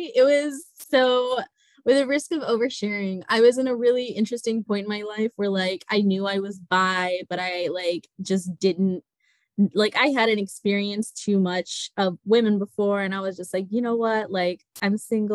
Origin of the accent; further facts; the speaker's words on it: United States; I grew up as like a Pakistani American. So I grew up in a very conservative household